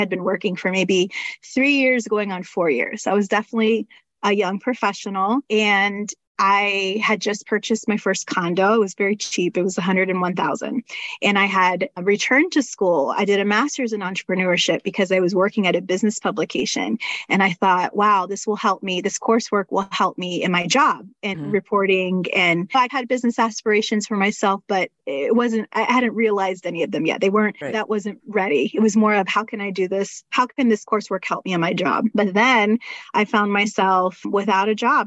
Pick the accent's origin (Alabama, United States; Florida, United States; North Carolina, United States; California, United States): Florida, United States; Panama City; moved away as an adult; now in Orlando, United States; I ended up getting a job as a technical writer back in my hometown. So I was moving from Orlando, where I live now, 6 hours north to Panama City, where I'm from